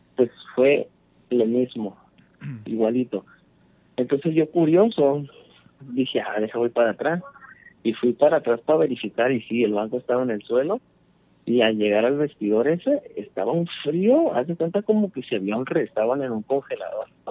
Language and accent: Spanish; Jalisco, Mexico; now in San Diego, United States; yo soy de Jalisco, pero ah, estoy radicando en San Diego ya por más de 20 mm. años